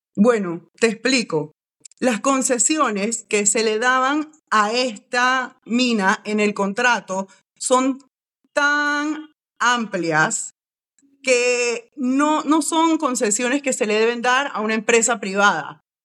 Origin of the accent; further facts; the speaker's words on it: Panama; como panameños